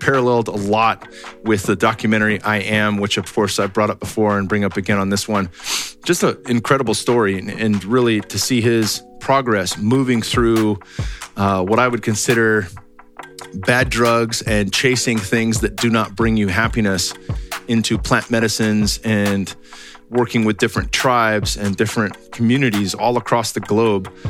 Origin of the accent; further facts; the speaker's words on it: California, United States; moved away; I'm from California